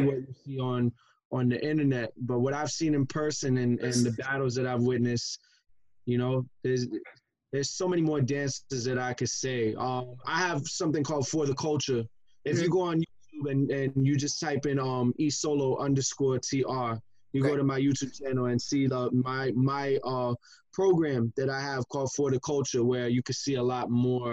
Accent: New York City, New York, United States; I'm from Brooklyn, New York.

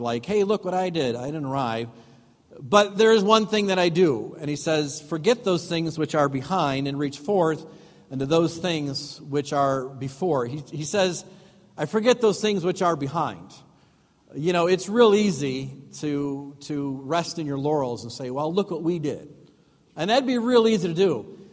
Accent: Chicago, Illinois, United States; moved away as an adult; now in Waukesha, United States; we're from Chicago

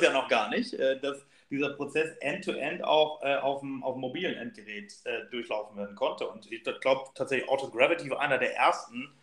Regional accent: Solingen, North Rhine-Westphalia, Germany; ich bin ja aufgewachsen in Solingen

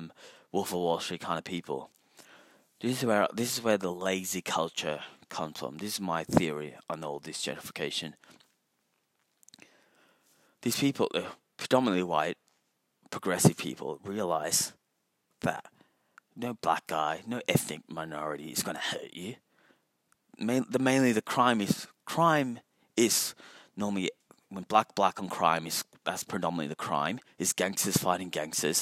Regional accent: Melbourne, Victoria, Australia; also born or lived in Sri Lanka; I grew up in East St. Kilda, in Balaclava, and it was just a fucking shithole when I was growing up. Did I fall in love with it when I moved there from beautiful Sri Lanka?

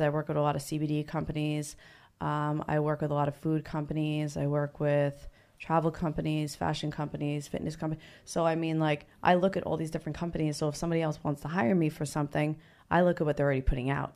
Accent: New Jersey, United States; moved away; I'm originally from New Jersey.

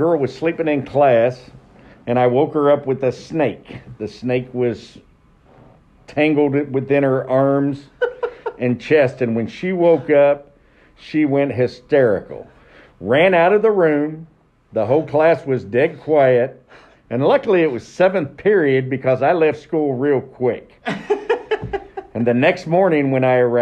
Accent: Franklin, Indiana, United States; I'm from Franklin, south of Greenwood in Johnson County, not Franklin Central, Franklin Community. So I went to high school there, and then I decided to stay and be a hometownie

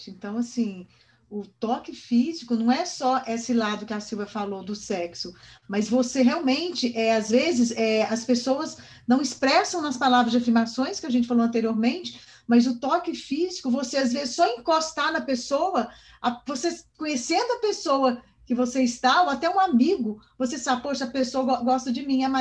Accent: Minas Gerais, Brazil; now in São José dos Campos, Brazil; mas eu nasci em Minas, né? Eu sou mineira de raiz. E lá, como a gente vem dessa coisa muito genuína, de cidade pequena, de todo mundo se conhecer

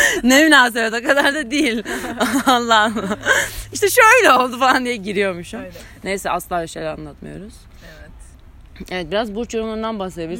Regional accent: Istanbul, Turkey; Cerrahpaşa doğumluyum.

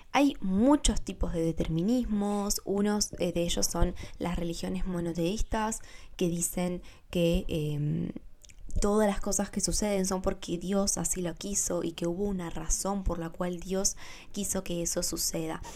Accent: Argentina; yo nací en Argentina

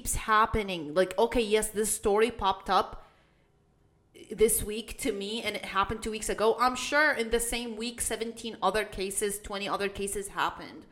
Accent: Iraq; I come from Iraq

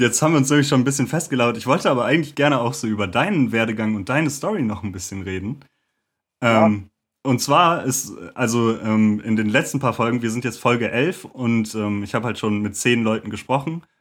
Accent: Lüdenscheid, North Rhine-Westphalia, Germany; now in Cologne, Germany; Äh, ich bin eigentlich aus Lüdenscheid im Sauerland und äh, wohne jetzt aber in Köln.

